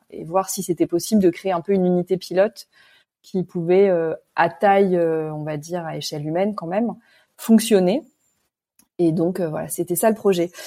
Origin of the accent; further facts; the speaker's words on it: Paris, Île-de-France, France; also born or lived in Ivry-sur-Seine / Réunion; je suis parisienne hein, d'origine